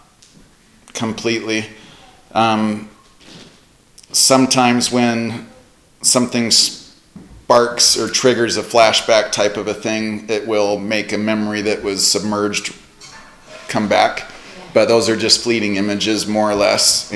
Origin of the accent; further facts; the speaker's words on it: Centerville, Utah, United States; also born or lived in Texas / Bullfrog, Utah / Lehi, Utah; I was born in Centerville, Utah, and I grew up with three siblings